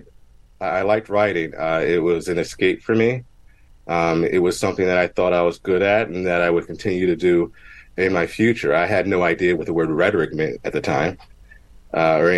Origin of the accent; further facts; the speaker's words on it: Mount Holly, New Jersey, United States; I grew up in Mount Holly, New Jersey, technically East Hampton, but we share a zip code